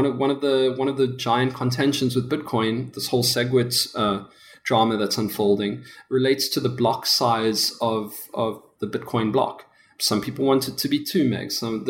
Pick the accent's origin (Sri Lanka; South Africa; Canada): South Africa; accent: South African; I'm from South Africa. I'm sure you could tell by my accent. It's still pretty thick.